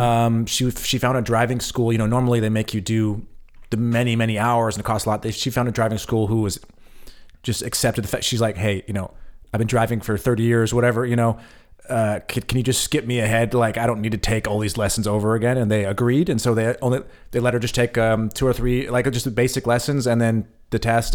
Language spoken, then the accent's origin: English; United States; moved away as an adult; now in Germany; America is my home. Um, I am an American still